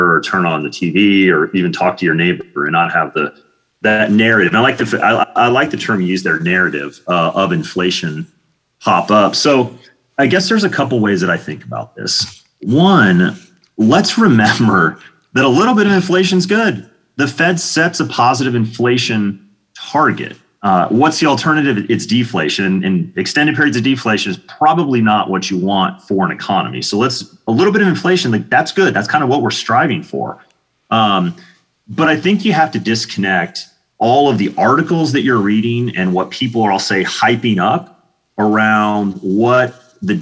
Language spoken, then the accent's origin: English; Kansas, United States; moved away as an adult; also born or lived in Atlanta, Georgia; now in Austin, United States; I grew up in Kansas and was there until I was 18